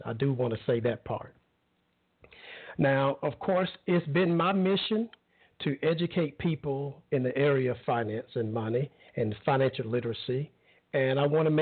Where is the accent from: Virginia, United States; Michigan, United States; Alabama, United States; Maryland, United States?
Alabama, United States; I grew up in Alabama